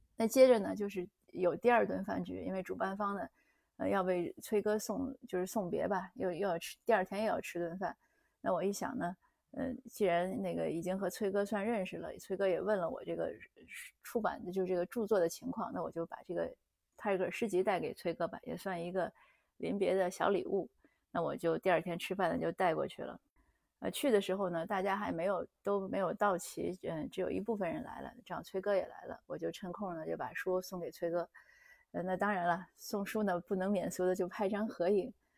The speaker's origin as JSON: {"language": "Chinese", "country": "Canada", "said": "我们加拿大这边呢"}